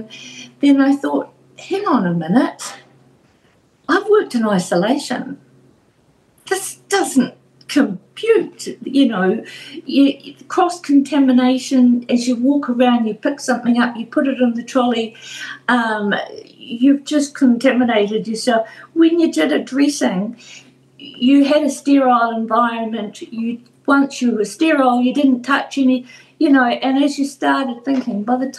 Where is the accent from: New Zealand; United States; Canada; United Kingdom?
New Zealand; Tauranga, Bay of Plenty